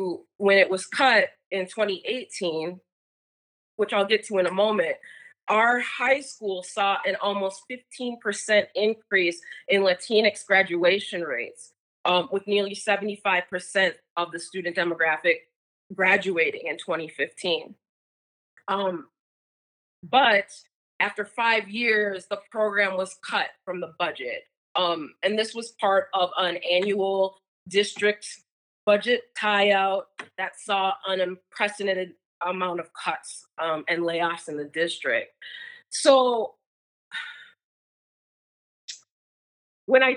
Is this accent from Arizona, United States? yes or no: no; Minneapolis, Minnesota, United States; I'm from Minneapolis